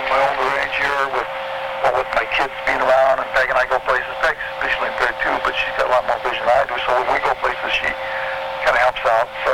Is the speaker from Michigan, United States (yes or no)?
yes; Detroit, Michigan, United States; growing up in the Detroit area here